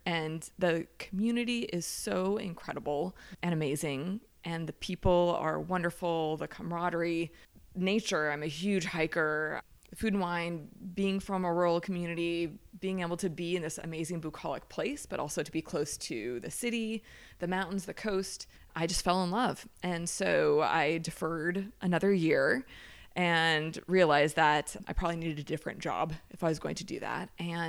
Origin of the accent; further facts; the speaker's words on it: Heidelberg, Baden-Württemberg, Germany; born there; I was born in Heidelberg, Germany.